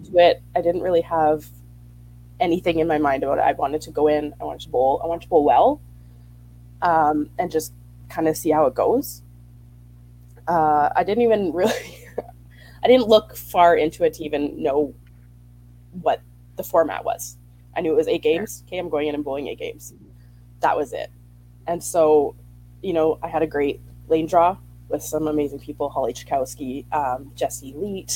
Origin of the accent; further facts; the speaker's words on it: Winnipeg, Manitoba, Canada; I am from Winnipeg.